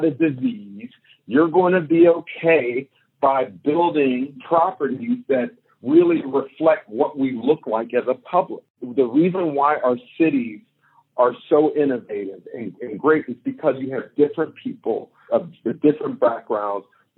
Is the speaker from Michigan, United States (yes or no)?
no; Pittsburgh, Pennsylvania, United States; I grew up in Pittsburgh, where Google headquarters landed almost a decade ago